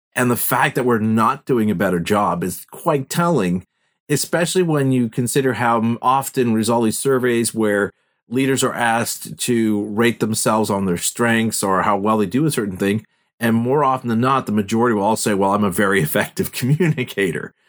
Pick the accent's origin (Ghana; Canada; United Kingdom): Canada; Montreal, Quebec; we're both from Montreal